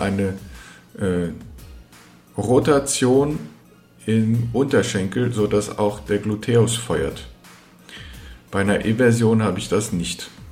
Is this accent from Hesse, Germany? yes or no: yes; Frankfurt am Main, Hesse, Germany; ich bin in Frankfurt am Main geboren und aufgewachsen